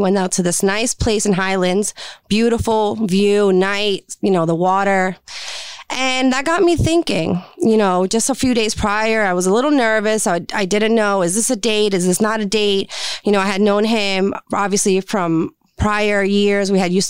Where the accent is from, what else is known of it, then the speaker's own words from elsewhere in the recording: Puerto Rico; Like I said before, I'm from Puerto Rico. I grew up in a very strict Puerto Rican household.